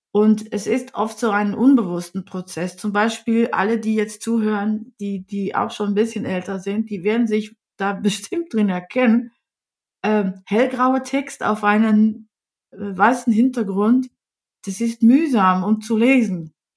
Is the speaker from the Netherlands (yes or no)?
yes; Netherlands; first language Dutch; German is a second language; now in Germany; Ich bin aus Holland, da muss ich euch auch ein bisschen vorwarnen. Ich spreche zwar ziemlich fließend Deutsch